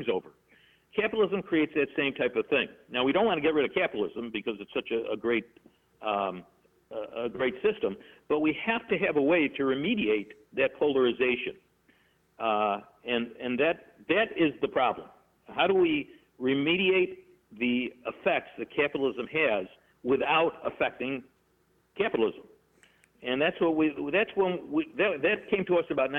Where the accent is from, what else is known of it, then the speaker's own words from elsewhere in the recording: Rochester, New York, United States; I'm from Rochester, New York